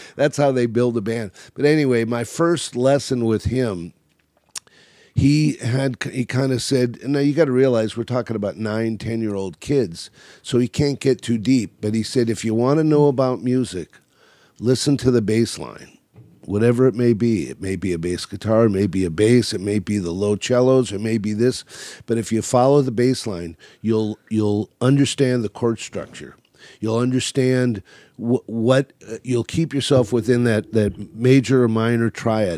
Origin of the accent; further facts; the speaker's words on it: California, United States; also born or lived in Chicago, Illinois; We moved out to California